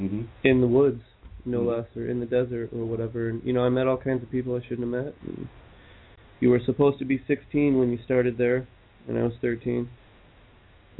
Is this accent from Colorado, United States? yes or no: no; Mesa, Arizona, United States; moved away; I was born in Mesa, Arizona